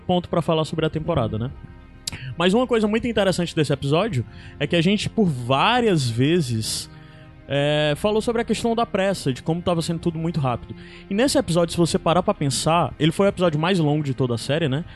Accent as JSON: {"language": "Portuguese", "town": "Fortaleza", "region": "Ceará", "country": "Brazil", "said": "nós somos aqui de Fortaleza"}